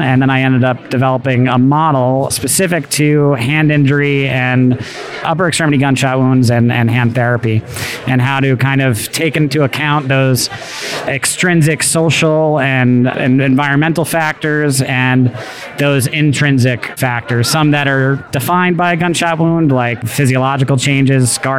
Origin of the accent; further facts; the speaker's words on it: New York City, New York, United States; I'm from New York, New York.